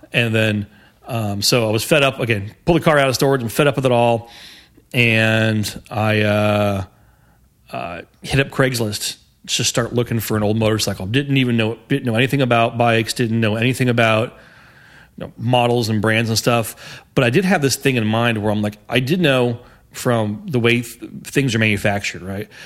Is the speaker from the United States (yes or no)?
yes; Houston, Texas, United States; I grew up on the northeast side of, uh, Houston